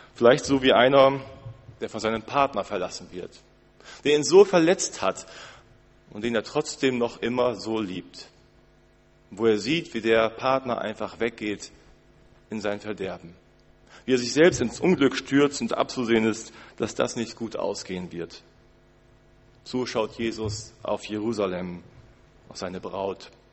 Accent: Germany; Als Deutsche

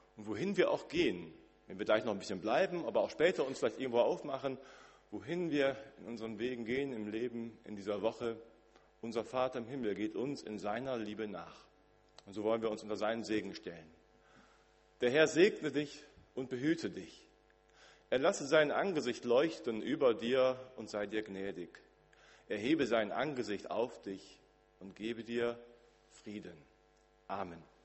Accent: Osnabrück, Lower Saxony, Germany; moved away as an adult; Das Haus, wo ich groß geworden bin, wo ich 24 Jahre gelebt habe, in meinem Elternhaus in Osnabrück

